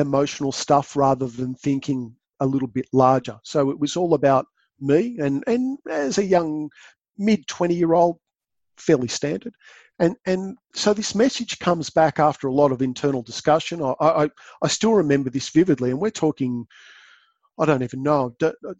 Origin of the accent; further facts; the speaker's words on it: New South Wales, Australia; moved away as an adult; also born or lived in Western Australia; I grew up in New South Wales